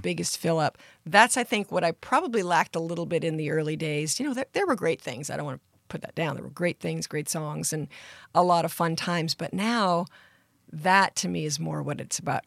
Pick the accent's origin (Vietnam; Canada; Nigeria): Canada; Surrey, British Columbia; I grew up in Surrey, British Columbia, in Canada